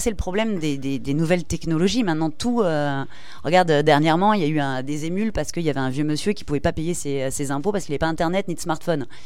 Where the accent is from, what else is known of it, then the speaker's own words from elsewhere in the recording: Toulouse, Occitania, France; Parce qu'on est, on est toulousain et pour l'instant, euh, on n'est que sur Toulouse.